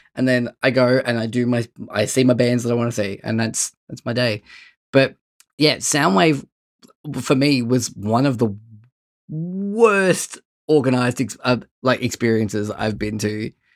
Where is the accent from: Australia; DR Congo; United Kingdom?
Australia; Bendigo, Victoria; I'm from Bendigo